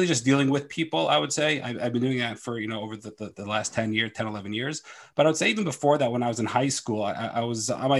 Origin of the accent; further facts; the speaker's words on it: Philadelphia, Pennsylvania, United States; I'm from Philadelphia and I am a performance coach.